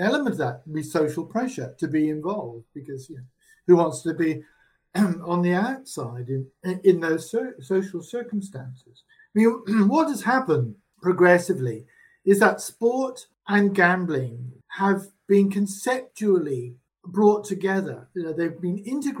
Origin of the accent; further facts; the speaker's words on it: England, United Kingdom; moved away; I grew up in England in the respectable working class.